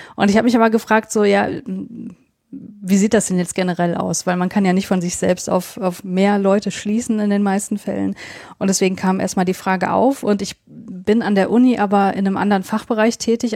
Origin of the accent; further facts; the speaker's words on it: North Rhine-Westphalia, Germany; moved away as an adult; now in Leipzig, Germany; Nordrhein-Westfalen, wo ich eigentlich herkomme. So also Niederrhein ist, ist quasi das Gebiet, wo, wo ich aufgewachsen bin.